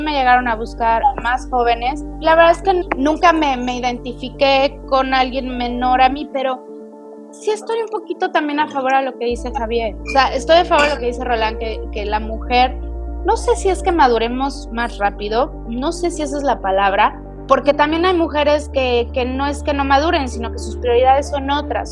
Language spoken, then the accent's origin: Spanish; Mexico; now in Canada; yo soy la típica mexicana que me quise largar a Canadá